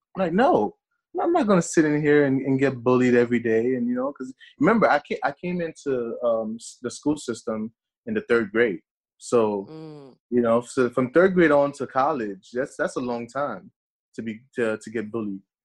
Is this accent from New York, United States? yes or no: yes; New York City, New York, United States; English is a second language; also born or lived in Haiti; being raised in Brooklyn, New York